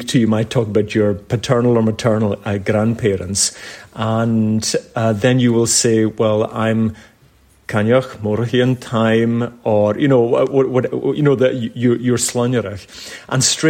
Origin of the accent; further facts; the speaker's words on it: Cromore, Scotland, United Kingdom; moved away; I'm from a village called Cromor, which is a wee village on the Isle of Lewis